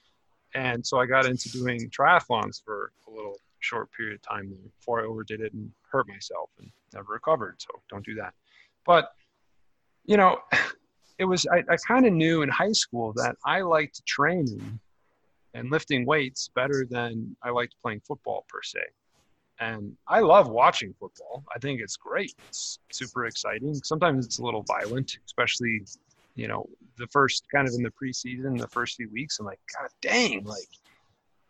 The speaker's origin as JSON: {"language": "English", "region": "Wisconsin", "country": "United States", "tie": "born or raised there", "said": "growing up in a small town, you know, there is no rock climbing. It was in Wisconsin"}